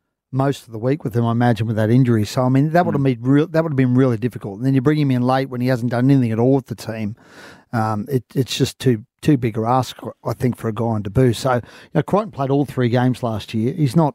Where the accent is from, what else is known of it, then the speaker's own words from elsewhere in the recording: Queensland, Australia; as a Queenslander